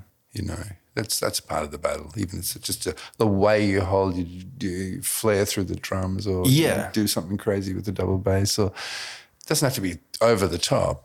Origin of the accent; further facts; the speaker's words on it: Gold Coast, Queensland, Australia; as a kid growing up on the Gold Coast, Twin Town Services Club was a big venue